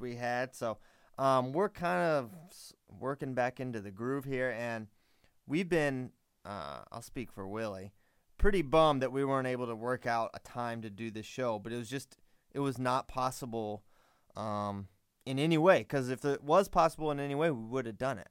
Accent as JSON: {"language": "English", "region": "Virginia", "country": "United States"}